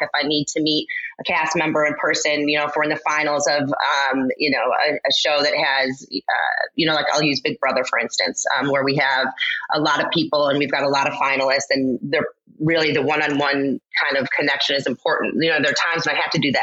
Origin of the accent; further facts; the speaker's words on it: Farmington, Michigan, United States; moved away as an adult; also born or lived in Los Angeles / New York / Philadelphia; I grew up here in Farmington. I went to Farmington Public Schools through high school